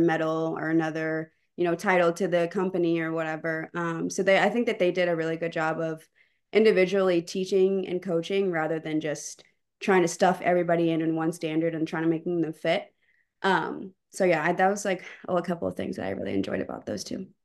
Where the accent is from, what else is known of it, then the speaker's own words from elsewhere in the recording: Pflugerville, Texas, United States; moved away as an adult; also born or lived in Champaign, Illinois; I'm from the Austin area, specifically Pflugerville